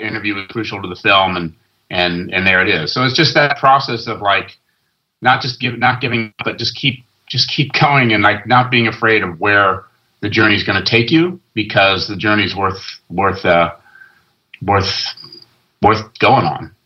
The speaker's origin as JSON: {"language": "English", "region": "West Coast", "country": "United States", "tie": "born or raised there", "also_born_or_lived": "London", "moved": "as an adult", "said": "I grew up on the West Coast and went to London"}